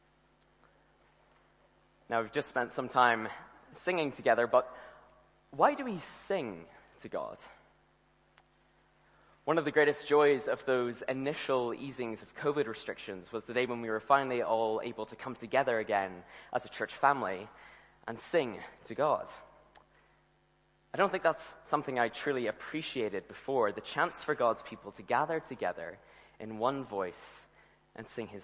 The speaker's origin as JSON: {"language": "English", "country": "Ireland", "tie": "born or raised there", "moved": "yes", "lives_now": "Scotland, United Kingdom", "said": "I grew up in the Republic of Ireland"}